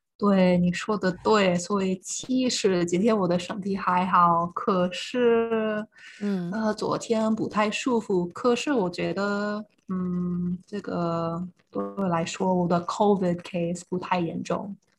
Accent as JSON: {"language": "Chinese", "country": "United States", "second_language": "Chinese", "moved": "yes", "said": "因为我是从比较小的城市来的，所以很多朋友、很多家人，其实他们都有枪，在家里都有"}